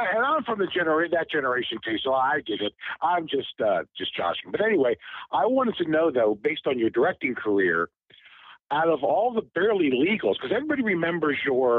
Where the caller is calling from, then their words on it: Cincinnati, Ohio, United States; from Cincinnati.